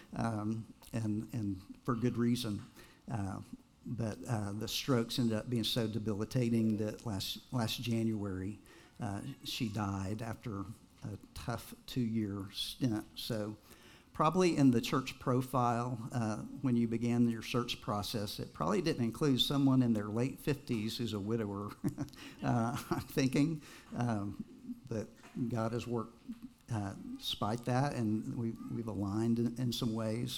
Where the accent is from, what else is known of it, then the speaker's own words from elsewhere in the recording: Texas, United States; also born or lived in Nashville, Tennessee; I grew up primarily in Texas, except for a couple years in Nashville, Tennessee.